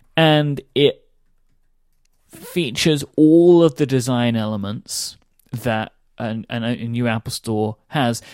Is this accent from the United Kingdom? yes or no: yes; United Kingdom; I am too British